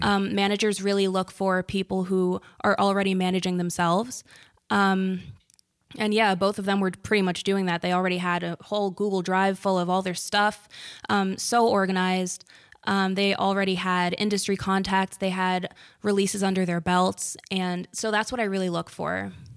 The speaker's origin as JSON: {"language": "English", "town": "Bloomfield", "region": "New Jersey", "country": "United States", "said": "I'm from Bloomfield."}